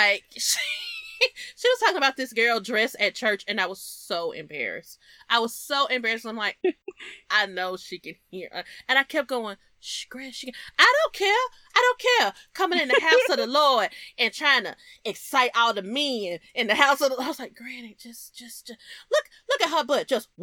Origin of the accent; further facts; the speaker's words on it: the South, United States; I'm from the South